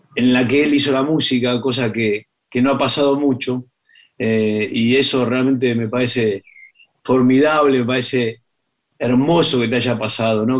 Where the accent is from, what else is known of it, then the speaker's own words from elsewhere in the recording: Argentina; argentinos que somos